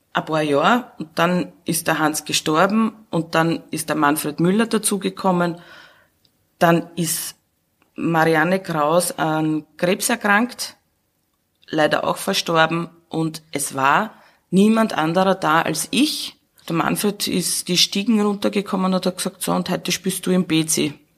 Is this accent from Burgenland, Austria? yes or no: yes; Burgenland, Austria; moved away as an adult; now in Vienna, Austria; ich komme aus dem Burgenland, da war raus und da war Garten und Grün und Felder